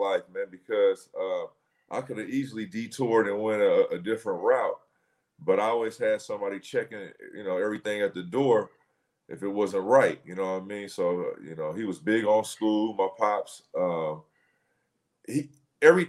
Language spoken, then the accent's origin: English; Oakland, California, United States; also born or lived in Richmond, California; Born and raised in Oakland. Went to high school and spent the rest of my, you know, my young adolescent life in the streets of Richmond, California